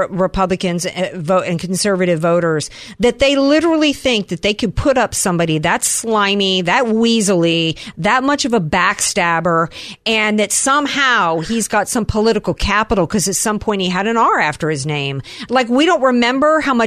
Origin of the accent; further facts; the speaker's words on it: the South, United States; I grew up in the South